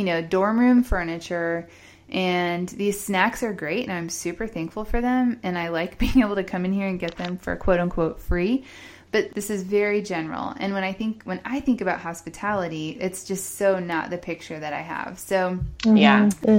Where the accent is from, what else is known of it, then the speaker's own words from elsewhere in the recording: Indianapolis, Indiana, United States; It was in Indianapolis, which is my hometown